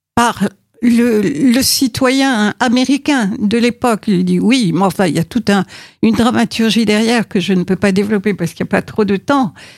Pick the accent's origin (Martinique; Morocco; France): Morocco; moved away as an adult; je suis née au Maroc, que j'ai vécu euh, jusqu'à mes 18 ans